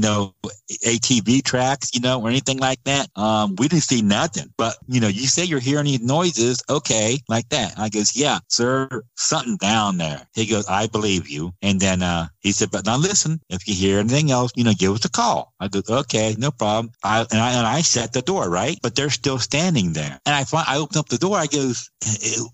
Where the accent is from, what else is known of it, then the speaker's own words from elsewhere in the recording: Georgia, United States; my home state of Georgia